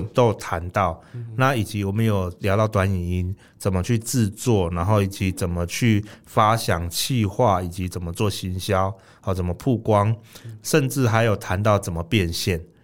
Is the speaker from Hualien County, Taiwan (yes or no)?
no; Kaohsiung, Taiwan; 我们高雄人蛮自豪的